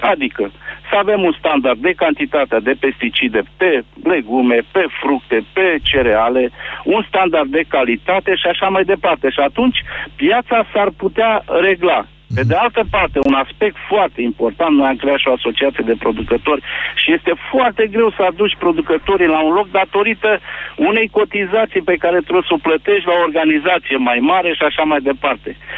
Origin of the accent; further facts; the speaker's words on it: Mehedinți County, Romania; eu sunt din Mehedinți, lucrez în domeniul agricol